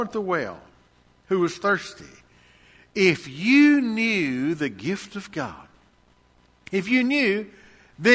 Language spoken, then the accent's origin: English; Lacey Springs, United States; I was 12, almost 13 years old, growing up in Lacey Springs